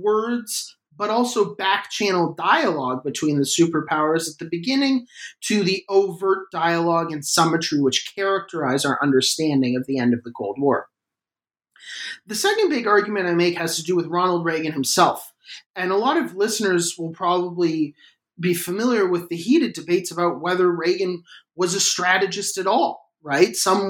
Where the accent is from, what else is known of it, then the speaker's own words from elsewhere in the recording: Canada; which is that I'm Canadian.